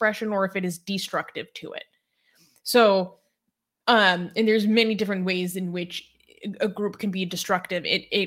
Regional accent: United States; me saying that as an American white person

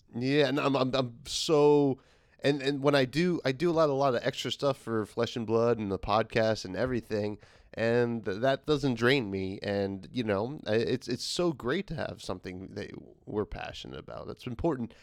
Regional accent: United States; as an American

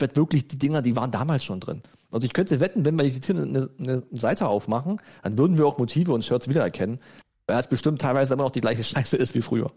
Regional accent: Germany; wir als Deutsche

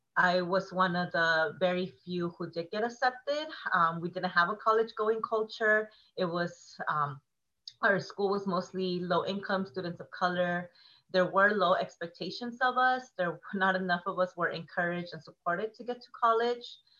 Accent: Oceanside, California, United States; I'm from Oceanside, which is oh, North County, San Diego, throwing up the O.

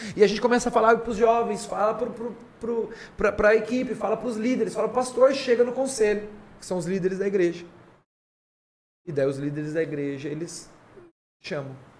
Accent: Garça, São Paulo, Brazil; also born or lived in Jaú; eu sou de Garça

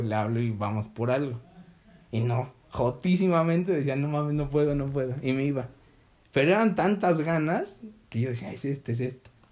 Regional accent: Belize; yo soy de Belice

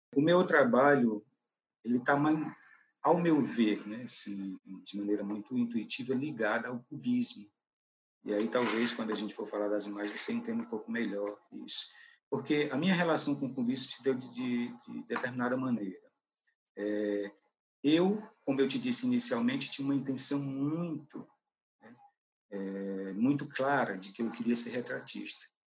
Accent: Cariré, Ceará, Brazil; morava na minha cidade, que é Cariré, né, minha, a cidade onde nasci

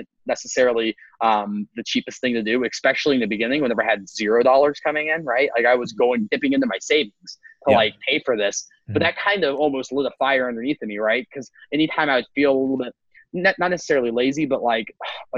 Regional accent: Appalachia, United States; I was back in my hometown. There's like 3,000 people

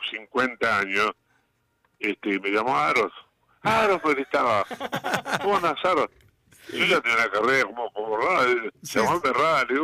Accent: Uruguay; now in Argentina; Claro, cuando vinimos de Uruguay, este tocábamos salíamos de grupo, digo, los …, y llegamos acá y querían un grupo en Argentina

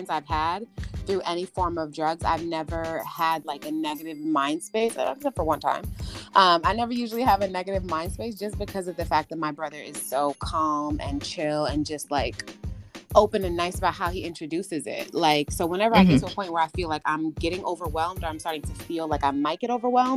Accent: New York, United States; moved away as an adult; now in Georgia, United States; I'm from New York, the best state of all the 50 states

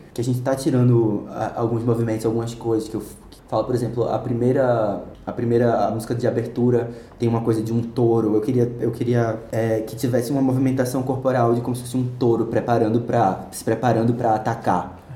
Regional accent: Recife, Pernambuco, Brazil; moved away as an adult; now in São Paulo, Brazil; Nasci em Recife, nascido e criado

